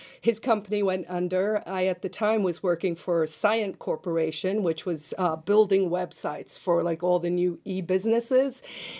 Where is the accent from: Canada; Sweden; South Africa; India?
South Africa; now in United States; So I'm originally from South Africa, but I'm now a U.S. citizen. I became a citizen in 2000.